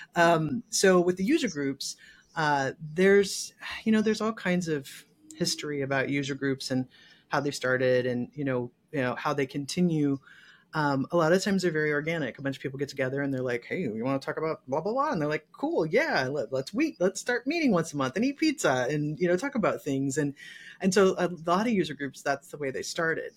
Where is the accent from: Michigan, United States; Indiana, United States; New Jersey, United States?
Michigan, United States; also born or lived in Texas / Seattle / California; now in Los Angeles, United States; I'm from Michigan originally.